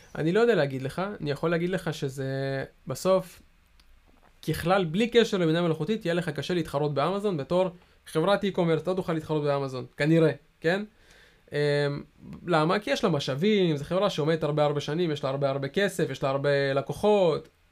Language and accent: Hebrew; Israel; אנחנו ישראלים